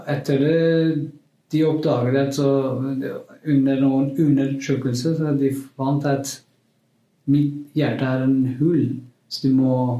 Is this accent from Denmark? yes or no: no; Kurdistan, Iran; Norwegian is a second language; moved away as an adult; now in Norway; Jeg er kurder fra Iran